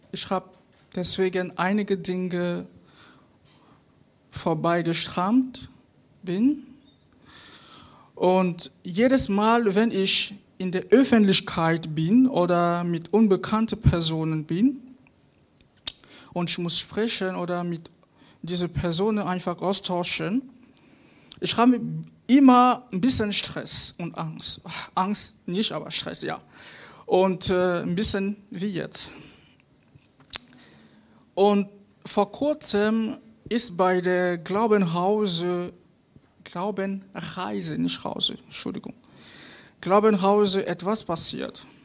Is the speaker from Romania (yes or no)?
no; Cameroon; German is a second language; now in Mönchengladbach, Germany; ich komme aus Kamerun und äh, ich bin in Deutschland seit bald zwei Jahren.